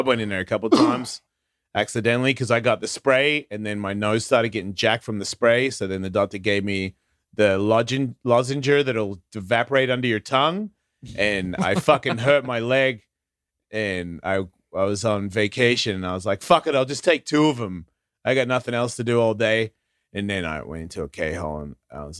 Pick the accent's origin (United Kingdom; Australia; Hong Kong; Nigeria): Australia; people discover it and then they send it to me and go, what's wrong with you people? And I agree. What is wrong with us?